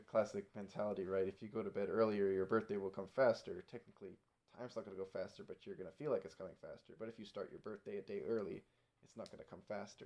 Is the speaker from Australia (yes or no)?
no; Canada; now in United States; as a Canadian